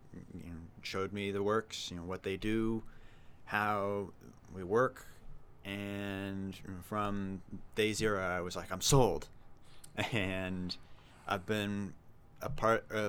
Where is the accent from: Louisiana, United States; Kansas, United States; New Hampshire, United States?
New Hampshire, United States; Concord; also born or lived in Lakes Region, New Hampshire; I grew up in New Hampshire, born and raised. I lived in Concord, moved up to the Lakes region, and then I came back down to Concord recently.